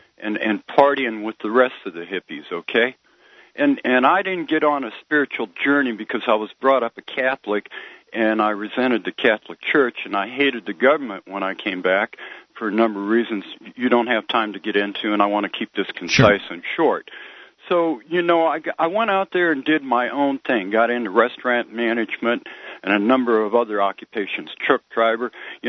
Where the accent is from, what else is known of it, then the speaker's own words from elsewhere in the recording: Scotland, United Kingdom; I'm a Scottish guy, okay?